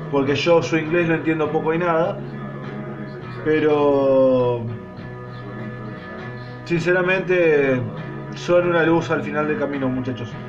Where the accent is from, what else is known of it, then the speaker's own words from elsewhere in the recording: Argentina; Sé que no todos son yanqui, pero bueno, es como que a nosotros nos digan que todos somos porteños.